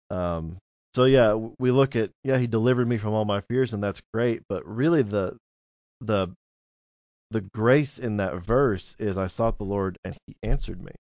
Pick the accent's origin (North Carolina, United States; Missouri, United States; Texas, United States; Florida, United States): Missouri, United States; Cape Girardeau; moved away as an adult; also born or lived in Jackson, Missouri; growing up in Cape, brought me here to Jackson, and I never thought I would get to ever come back home